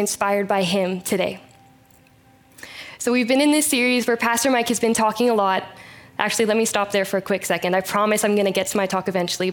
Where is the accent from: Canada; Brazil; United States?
Canada; Chilliwack, British Columbia; I was born and raised in Chilliwack, BC, and I still live here